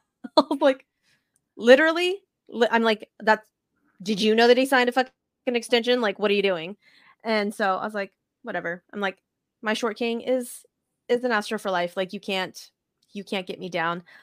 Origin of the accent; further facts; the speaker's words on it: United States; as an American, like, a spoiled American that has running water in our, in our house